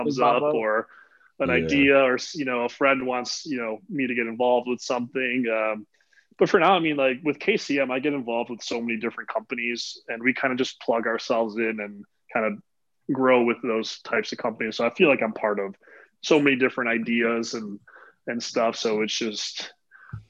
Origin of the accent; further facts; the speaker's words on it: right outside of Chicago, Illinois, United States; right outside of Chicago.